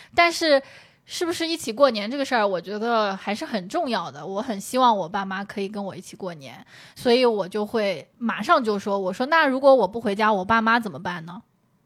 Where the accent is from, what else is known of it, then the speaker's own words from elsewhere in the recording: Shangyu, Zhejiang, China; 那我回上虞不也是回自己家吗